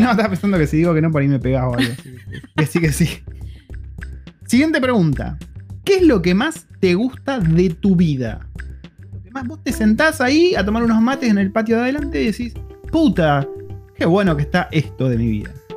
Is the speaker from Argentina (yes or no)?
yes; Argentina; moved away as an adult; now in New Zealand; somos una familia argentina viviendo en Nueva Zelanda ya hace más de cuatro años